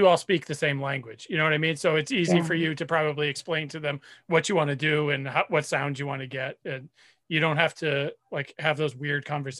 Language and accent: English; New Hampshire, United States; I grew up in New Hampshire.